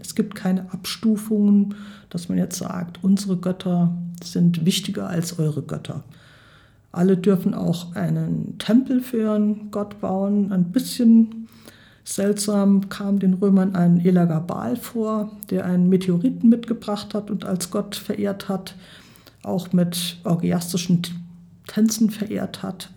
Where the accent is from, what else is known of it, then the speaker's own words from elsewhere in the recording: Germany; bei uns in Deutschland